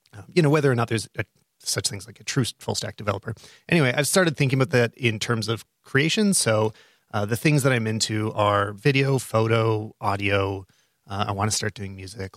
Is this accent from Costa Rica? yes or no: no; Calgary, Alberta, Canada; my hometown of, uh, Calgary